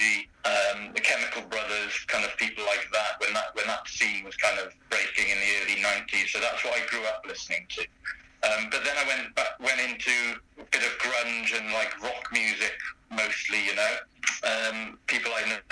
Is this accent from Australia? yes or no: no; St Davids, Wales, United Kingdom; moved away as an adult; now in London, United Kingdom; I was born in St. David's in Pembrokeshire, which is the smallest city in the UK. And I was brought up there until I was 18.